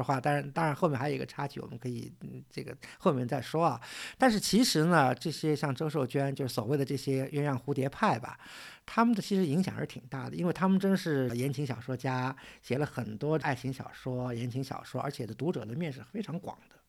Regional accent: Suzhou, Jiangsu, China; 因为我算是苏州人吧

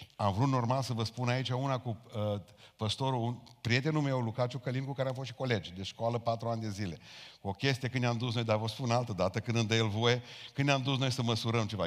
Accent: Romania; noi ca români

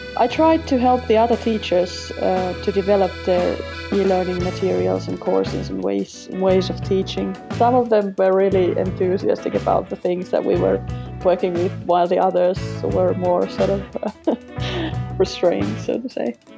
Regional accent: Finland; first language Finnish; English is a second language; also born or lived in Sweden; Finnish is my native tongue

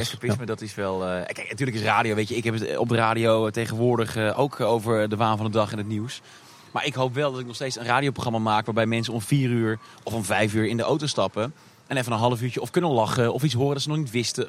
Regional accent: Tilburg, North Brabant, Netherlands; moved away as an adult; also born or lived in Hilversum / Amsterdam; geboren in 1988 in Tilburg. Ehm, daar komt ook meteen de link met eh, de Efteling vandaan. Want eh, nou ja, je hoort het eh, weinig aan me, maar ik kom uit Brabant. Ik ben een Brabo. En geboren en getogen hier

